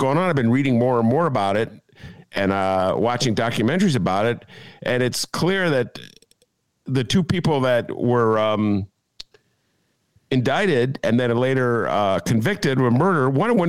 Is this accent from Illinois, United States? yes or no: yes; Evanston, Illinois, United States; a white kid growing up in Evanston